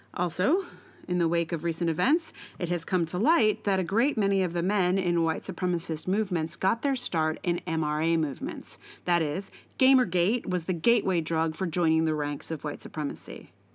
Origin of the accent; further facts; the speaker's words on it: the South, United States; I'm from the South